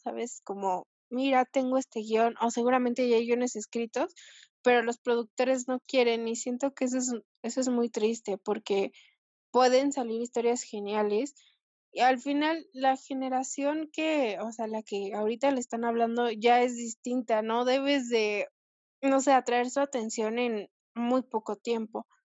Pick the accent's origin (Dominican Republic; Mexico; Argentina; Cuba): Mexico; soy mexicana